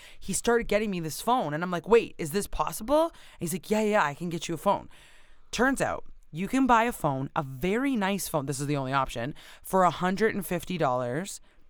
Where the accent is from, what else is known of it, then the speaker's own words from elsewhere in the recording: Canada; I don't know where I am. I am from Canada.